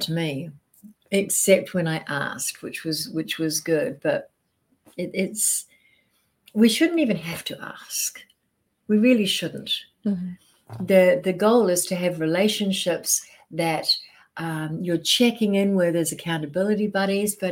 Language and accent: English; New Zealand; moved away as an adult; also born or lived in Australia; now in United States; I'm a Kiwi. I'm from New Zealand, but I did all my business in Australia.